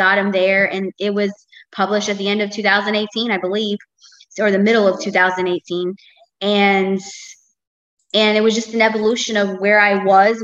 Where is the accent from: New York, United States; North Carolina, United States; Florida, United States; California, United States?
Florida, United States; Tampa; I've been born and raised, I'm still here in Tampa, Florida